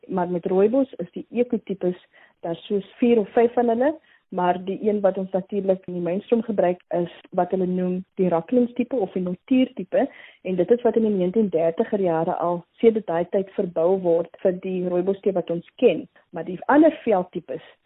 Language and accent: Afrikaans; Mitchells Plain, Western Cape, South Africa; So, ek kom uit Mitchells Plain en ek het daar by Kaapse vlakte groot geword. Ek is die eerste een in my familie om hierdie maalpyl te kan bereik